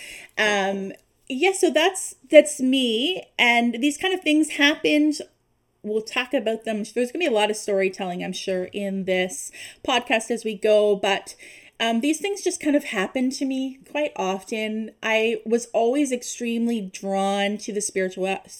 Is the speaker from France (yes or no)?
no; East Coast, Canada; moved away as an adult; now in Ontario, Canada; We currently live in Ontario, but we are from the East Coast.